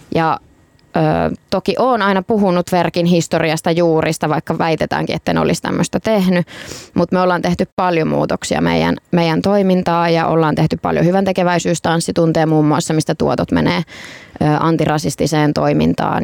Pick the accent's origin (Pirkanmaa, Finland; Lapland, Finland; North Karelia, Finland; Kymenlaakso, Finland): Pirkanmaa, Finland; Tampere; Tampereelta, mistä mä oon itsekin kotoisin.